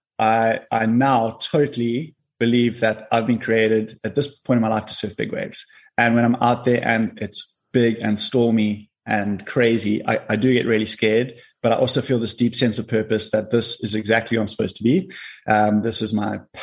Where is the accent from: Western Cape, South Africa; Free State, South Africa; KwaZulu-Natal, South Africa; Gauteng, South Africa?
Western Cape, South Africa; Cape Town; also born or lived in Kommetjie; I was born in Cape Town, and then we moved to Komaki when I was 12 years old